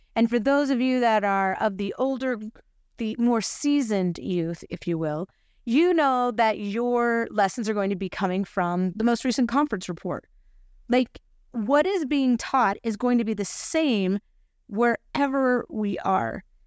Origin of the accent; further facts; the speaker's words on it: Utah, United States; we're from Utah.